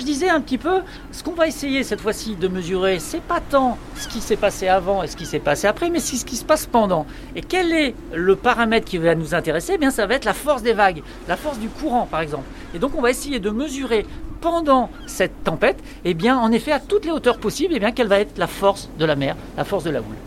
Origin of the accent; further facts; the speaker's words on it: Picardy, Hauts-de-France, France; moved away; je suis originaire de Picardie